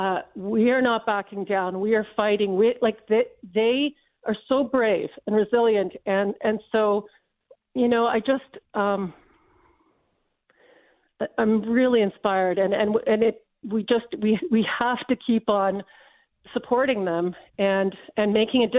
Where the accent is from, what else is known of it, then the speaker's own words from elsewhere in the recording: London, United Kingdom; now in Canada; I was born in London.